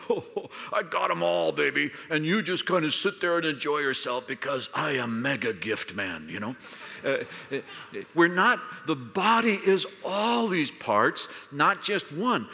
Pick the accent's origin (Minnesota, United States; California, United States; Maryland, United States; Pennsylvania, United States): California, United States; I'm from California